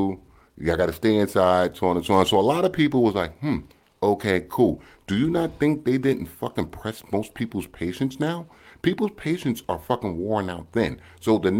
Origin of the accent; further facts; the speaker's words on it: United States; I'm American.